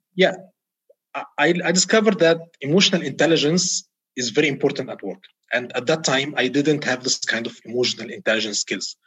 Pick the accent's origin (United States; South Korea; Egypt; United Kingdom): Egypt; moved away as an adult; now in Riyadh, Saudi Arabia; I'm an Egyptian expat uh, in Saudi Arabia, uh, currently in Riyadh